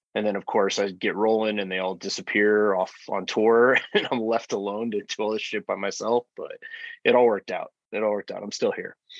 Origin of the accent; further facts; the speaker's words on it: Albuquerque, New Mexico, United States; moved away as an adult; now in Denver, United States; I'm originally from Albuquerque.